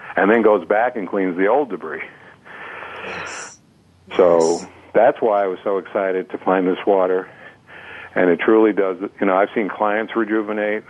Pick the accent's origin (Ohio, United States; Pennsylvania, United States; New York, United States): New York, United States; New York City; I was raised on New York City water back in the mm-hmm. 50s